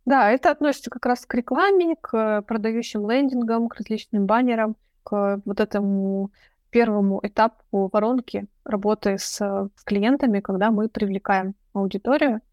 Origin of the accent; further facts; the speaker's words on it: Chelyabinsk, Chelyabinsk Oblast, Russia; moved away as an adult; now in Moscow, Russia; я сама из Челябинска